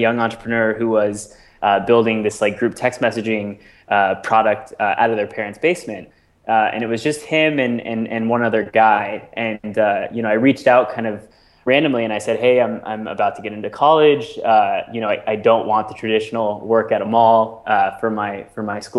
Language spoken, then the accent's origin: English; Seattle, Washington, United States; moved away as an adult; also born or lived in Bellingham, Washington; now in New York City, United States; I grew up in the Seattle area